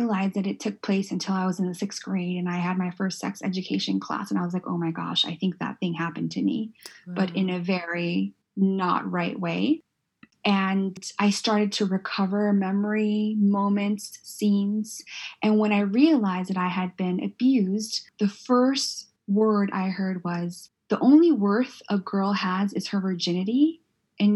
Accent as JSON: {"language": "English", "town": "San Diego", "region": "California", "country": "United States", "tie": "born or raised there", "moved": "yes", "said": "I grew up in Southeast San Diego"}